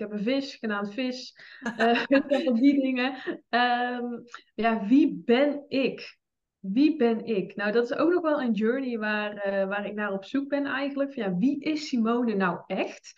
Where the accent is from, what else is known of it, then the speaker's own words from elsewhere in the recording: 's-Hertogenbosch, North Brabant, Netherlands; Ik ben 25 jaar, ik kom uit Den Bosch